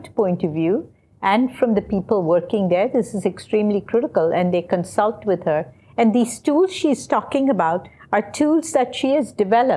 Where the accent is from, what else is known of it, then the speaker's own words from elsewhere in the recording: South India, India; I'm from the southern part of India. And like Zareen, I grew up in a very conservative Tamil family